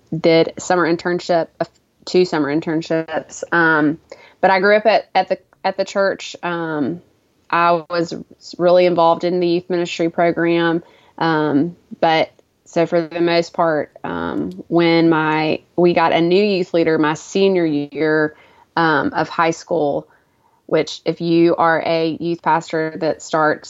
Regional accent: Homewood, Alabama, United States; I grew up in Homewood, Alabama also.

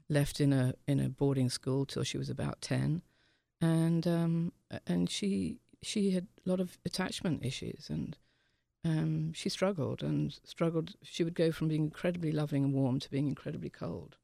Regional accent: England, United Kingdom; being English

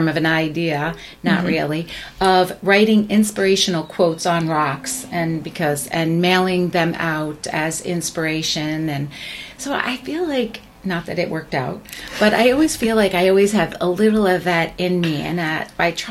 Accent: Long Island, New York, United States; grew up on Long Island

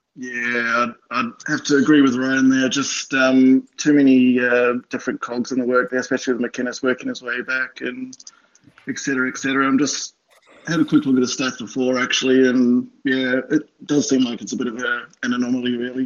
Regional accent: New Zealand; moved away as an adult; now in Sydney, Australia; I'm definitely a Kiwi. So I moved out okay. from uh, New Zealand in 2014

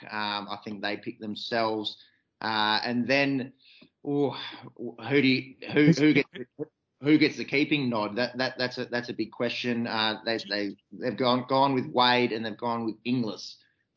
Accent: Australia; as an Aussie cricket fan

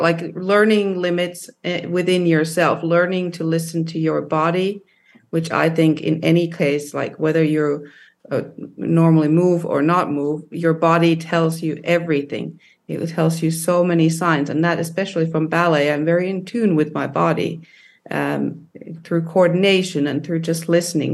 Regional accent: Finland; when I was growing up in Finland

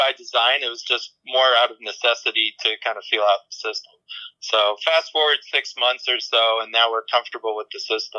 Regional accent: New England, United States; moved away as an adult; also born or lived in upstate New York; now in Fountain Hills, United States; I grew up in New England

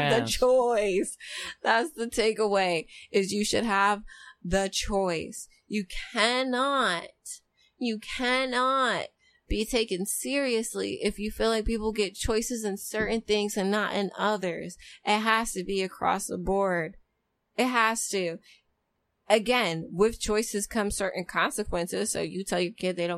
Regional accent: United States; we have as Americans

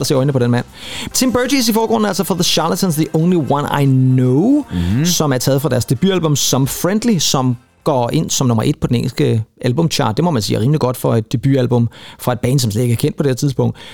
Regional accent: Rønnebæk, Zealand, Denmark; jeg er lige præcis ikke i besøg i min fødeby

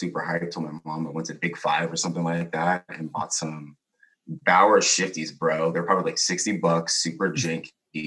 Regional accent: Chula Vista, California, United States; also born or lived in Oceanside, California; I was born here in California. Oceanside out here, 1985, January 7th. Grew up with my parents, split when I was 8, so then I moved down south.

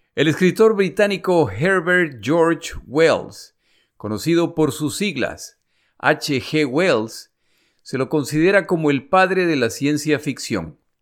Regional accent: Ecuador; moved away; also born or lived in United States; mi país, el Ecuador

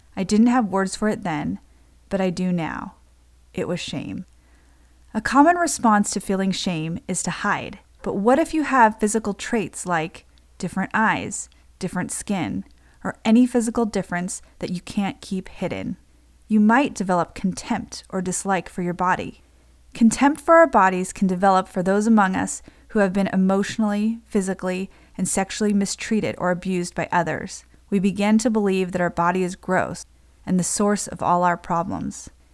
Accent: United States; I'm Japanese American

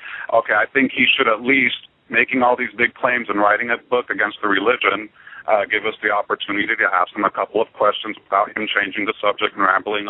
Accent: New York City, New York, United States; I'm New York. I'm from New York

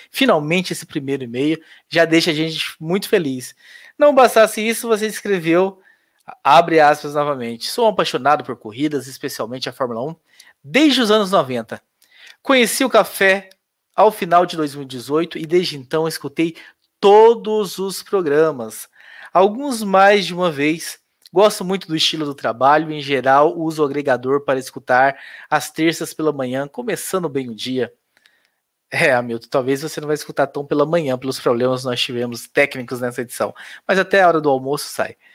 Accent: Curitiba, Paraná, Brazil; E como sou de Curitiba e por conhecer o Pequeno Príncipe, que é o hospital, né

